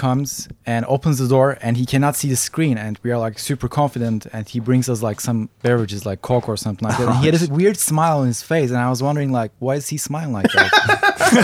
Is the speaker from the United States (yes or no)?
no; Turkey; I'm from Turkey